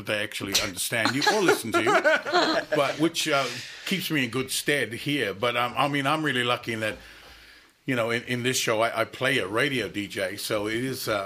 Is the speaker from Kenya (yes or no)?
no; Auckland, New Zealand; now in Australia; I grew up in South Auckland in New Zealand